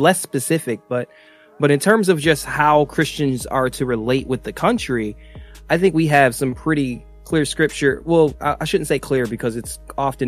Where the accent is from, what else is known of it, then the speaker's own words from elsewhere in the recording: United States; I'm an American